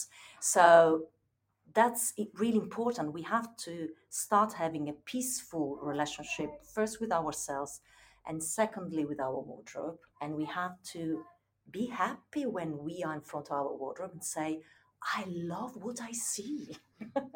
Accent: Turin, Piedmont, Italy; moved away; when I was a teenager in my hometown in Italy, in Turin

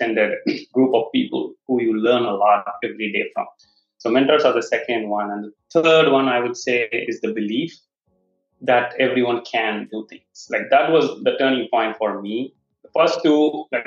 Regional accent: Chennai, Tamil Nadu, India; moved away; I was originally from Chennai

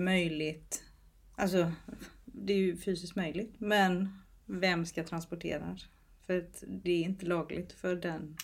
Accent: Småland, Sweden; Jag har en bakgrund där jag är uppvuxen på gård i Småland

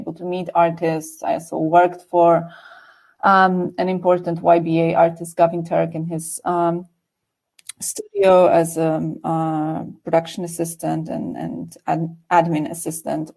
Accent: Warsaw, Masovian Voivodeship, Poland; I grew up in Warsaw, so in the city, which definitely had access to culture

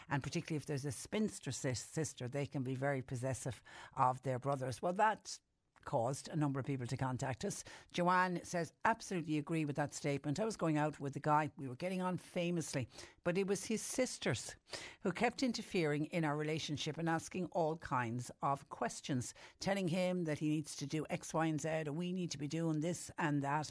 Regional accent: Ireland

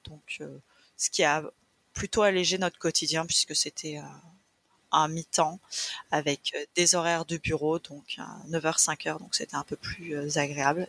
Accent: France; moved away as an adult; also born or lived in Toronto; on rentrait en France

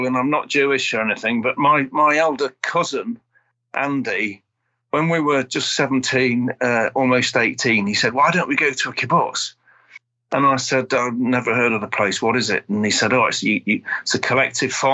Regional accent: Sheffield, Yorkshire and the Humber, United Kingdom; moved away as an adult; also born or lived in King's Lynn, Norfolk / Lebanon; now in Nottinghamshire, United Kingdom; I grew up in Sheffield

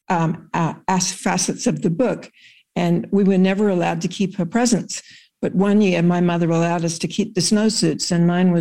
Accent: Broken Hill, New South Wales, Australia; moved away as an adult; now in United States; I was born in Broken Hill

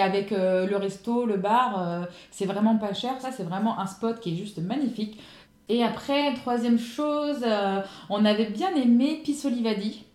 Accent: Ardennes, Grand Est, France; moved away as an adult; now in Saint-Laurent-du-Var, France; je suis originaire des Ardennes, dans le nord-est de la France, et je vis sur la côte d'Azur depuis 10 ans

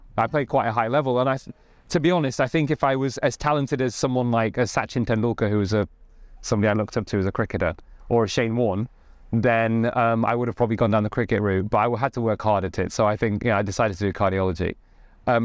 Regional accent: Stalybridge, North West England, United Kingdom; so I grew up in Greater Manchester in a town called Stalybridge.

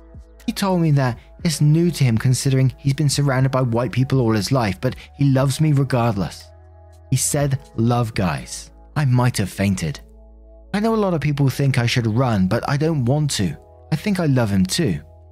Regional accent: Canada; I'm Canadian, old enough to be both of your mums, a very bright, accomplished woman and a former model when I was your age.

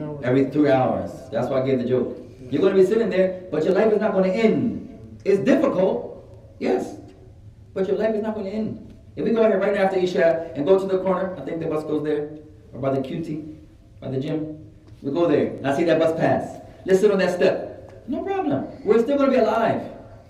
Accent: Somalia; I'm cold, I'm from Somalia. I'm cold, ya akhi.

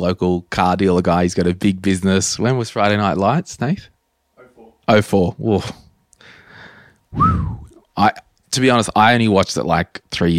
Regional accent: Townsville, Queensland, Australia; Putting all of my stuff in storage in Brisbane to go back to my hometown of Townsville in the Christmas months with the intent of moving back to Brisbane.

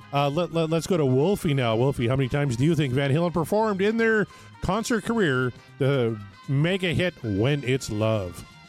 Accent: Canada; as a Canadian

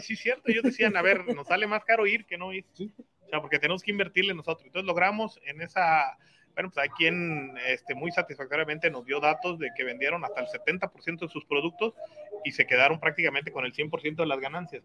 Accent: Guadalajara, Jalisco, Mexico; now in Tonalá, Mexico; Yo nací en Guadalajara. Este, tengo aquí siete años viviendo en Tonalá.

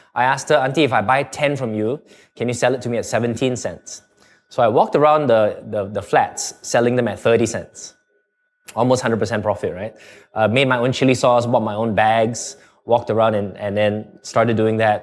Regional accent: Singapore; accent: Canadian; also born or lived in Canada; at about seven months, I went to Canada and stayed there all the way up to nine years old. And then I, then we came back to Singapore

